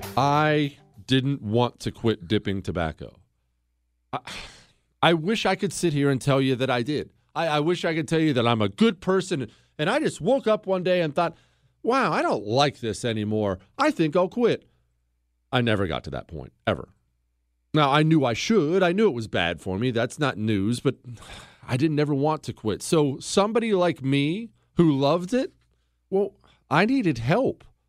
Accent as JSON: {"language": "English", "country": "United States", "said": "I'm an American"}